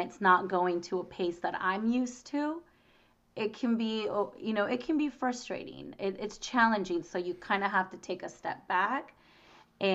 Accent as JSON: {"language": "English", "town": "Boyes Hot Springs", "region": "California", "country": "United States", "tie": "born or raised there", "said": "I grew up in the Springs. I grew up in the Valley"}